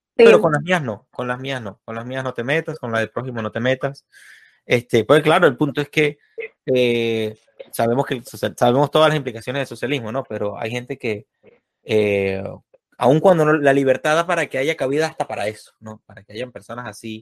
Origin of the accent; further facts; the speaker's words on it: Venezuela; un amiguito mío de infancia, de niño, de jugar pelota y eso, ya en, Venezuela, soy de Venezuela